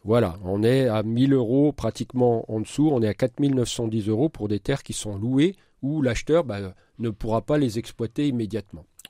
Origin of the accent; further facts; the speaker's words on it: Marne, Grand Est, France; chez nous dans la Marne